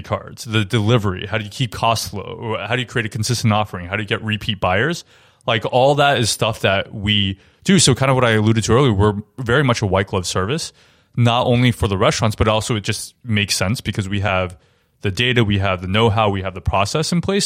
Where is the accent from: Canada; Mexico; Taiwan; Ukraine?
Taiwan; now in New York, United States; I grew up in Taiwan, also, and really great food and restaurant culture there